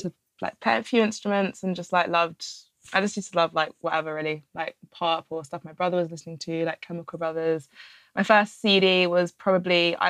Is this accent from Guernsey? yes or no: yes; Alderney, Guernsey; where I'm from, Alderney, which is like a tiny little rock. There's about 2,000 people